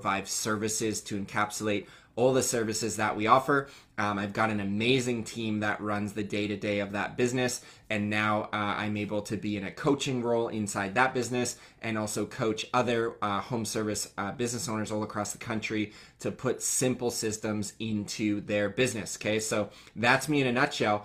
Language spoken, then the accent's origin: English; Canada; I came back to my hometown in Canada